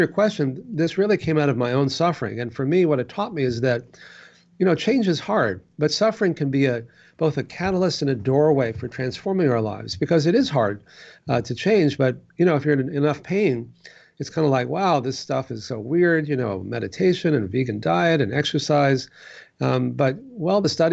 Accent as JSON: {"language": "English", "region": "Texas", "country": "United States", "tie": "born or raised there", "said": "growing up in Texas"}